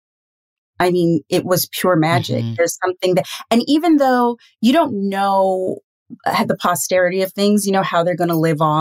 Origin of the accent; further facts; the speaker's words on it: Trinidad & Tobago; as a Trinidadian